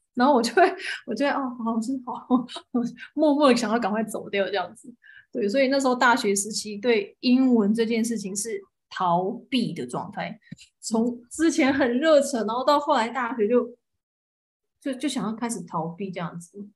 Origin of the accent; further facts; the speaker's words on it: Taiwan; 我爱是一啊个土生土长的台湾人